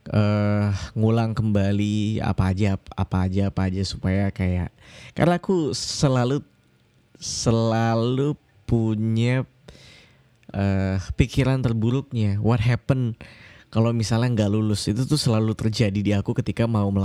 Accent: Kalimantan, Indonesia; now in Yogyakarta, Indonesia; Uh, aku kuliah di Yogyakarta, aku dari Kalimantan kebetulan.

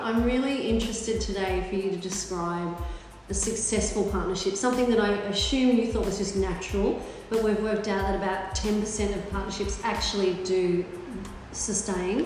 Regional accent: Melbourne, Victoria, Australia; also born or lived in Sydney; now in Brisbane, Australia; I grew up in Melbourne, I've lived in Sydney, I now live in Brisbane

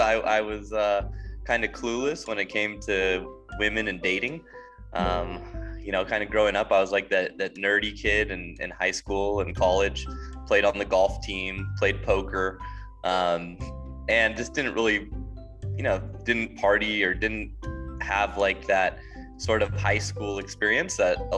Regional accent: Southern California, United States; moved away as an adult; now in Kyiv, Ukraine; Originally from Southern California

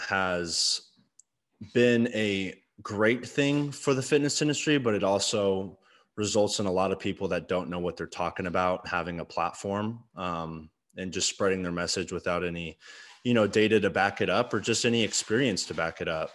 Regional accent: Arlington, United States; growing up in Arlington

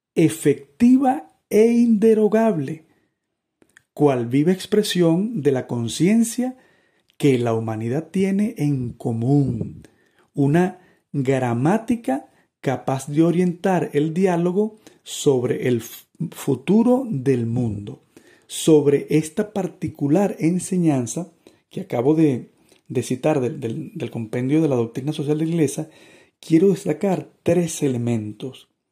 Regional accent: Venezuela; yo soy venezolano, más o menos delgado, calvo, un poquito alto

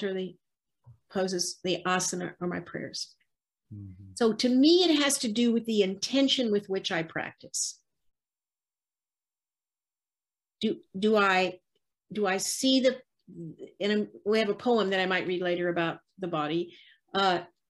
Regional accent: the South, United States; I was raised in the South

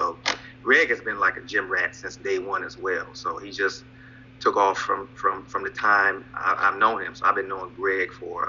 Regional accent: Lima, Ohio, United States

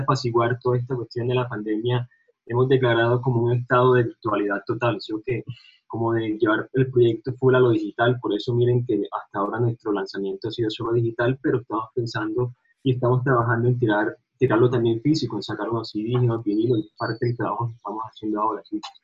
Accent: Montería, Córdoba, Colombia; now in Medellín, Colombia; yo soy de las Sabanas Cordobesas, de Montería Córdoba

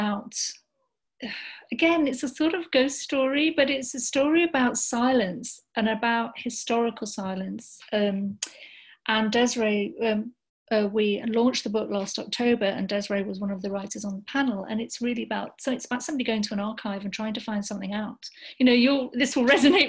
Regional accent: Sheffield, Yorkshire and the Humber, United Kingdom; now in London, United Kingdom; I grew up in Sheffield

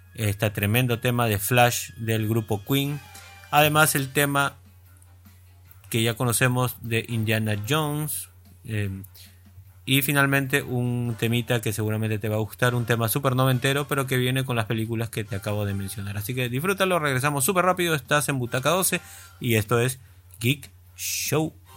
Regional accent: Peru; tantos de los que eh, conducimos en la radio somos peruanos, esto es una radio de Perú

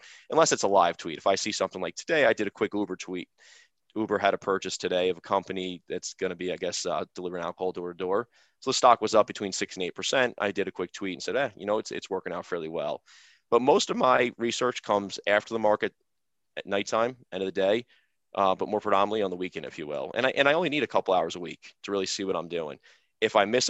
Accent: New York, United States; I'm from New York

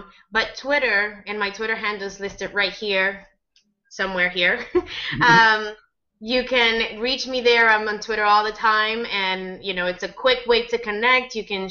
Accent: United States; I speak as an American

